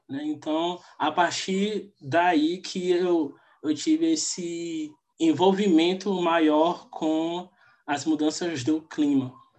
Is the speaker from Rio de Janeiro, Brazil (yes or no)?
no; Feira de Santana, Bahia, Brazil; eu sou da Bahia, sou de Feira de Santana